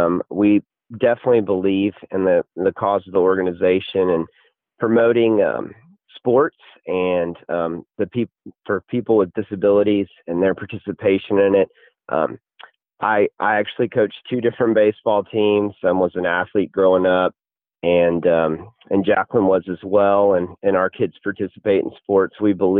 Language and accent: English; College Station, Texas, United States; I grew up in Bryan College Station, home of Texas A&M